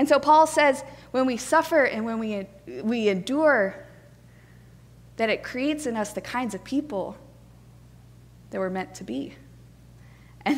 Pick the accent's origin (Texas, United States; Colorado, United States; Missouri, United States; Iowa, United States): Colorado, United States; now in Atlanta, United States; I grew up in Colorado, which is where my parents still live.